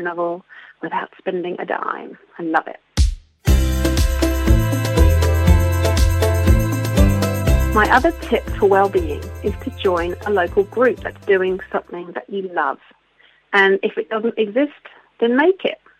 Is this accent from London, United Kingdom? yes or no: yes; London, United Kingdom; now in Queenstown, New Zealand; I'm originally from London, but have been living in this beautiful part of the world for over 20 years now, so I do consider myself a Kiwi